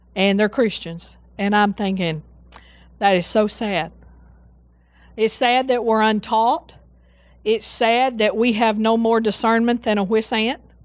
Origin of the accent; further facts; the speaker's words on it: Seagraves, Texas, United States; also born or lived in Breckenridge, Texas; I was born in Breckenridge. And how we, the way we got to West Texas, oh, actually, when I say West Texas, I'm talking about Sea Graves